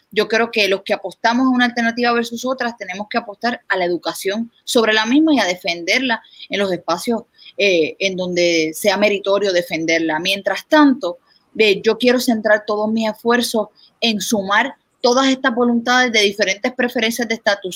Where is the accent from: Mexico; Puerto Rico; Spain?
Puerto Rico